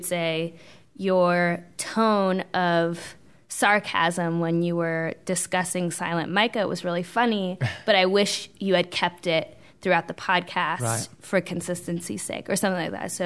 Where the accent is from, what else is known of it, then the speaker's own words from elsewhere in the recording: Bay Area, California, United States; moved away as an adult; now in Charlotte, United States; I'm from California, grew up in the Bay Area, which is very, very liberal